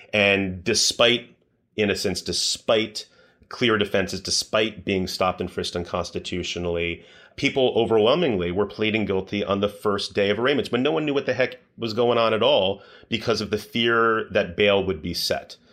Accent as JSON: {"language": "English", "town": "Washington", "region": "District of Columbia", "country": "United States", "tie": "born or raised there", "said": "I grew up in Washington, D C"}